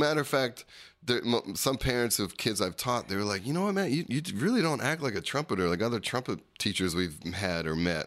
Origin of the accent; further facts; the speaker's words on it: Berlin Township, New Jersey, United States; I grew up in Berlin Township